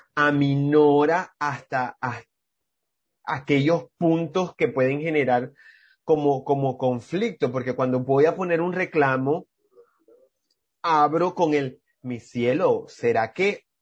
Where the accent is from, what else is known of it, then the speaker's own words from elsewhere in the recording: Maracaibo, Zulia, Venezuela; now in Riohacha, Colombia; yo vengo de Maracaibo, allá en Venezuela